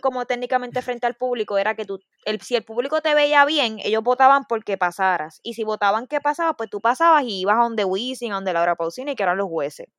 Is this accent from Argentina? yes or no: no; Bayamón, Puerto Rico; Yo soy de Bayamón, de San Juan